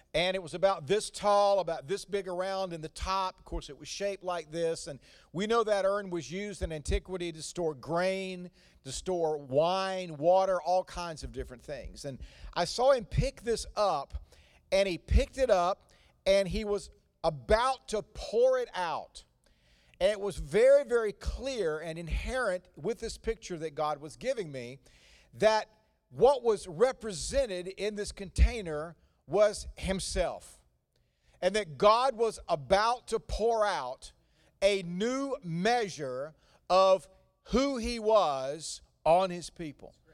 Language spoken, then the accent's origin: English; North Carolina, United States; accent: slow cooked Southern; slow cooked accent, um, that I did not get this in the Washington, D C area. This came from forty-five years of living in North Carolina